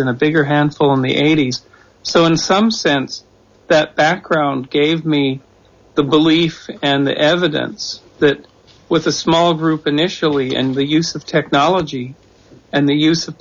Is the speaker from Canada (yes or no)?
yes; Canada; moved away as an adult; also born or lived in Czechoslovakia; now in United States; I'm from Canada, so I've been a lifetime observer of America, as most Canadians are